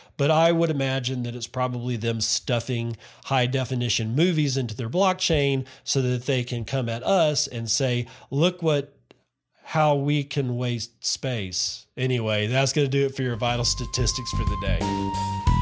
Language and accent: English; United States; now in Japan; I as an American